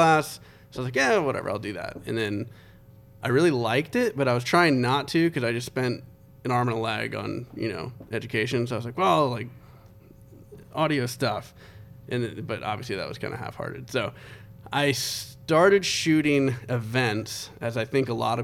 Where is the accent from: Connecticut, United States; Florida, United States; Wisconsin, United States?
Connecticut, United States; I was born in Connecticut on a submarine base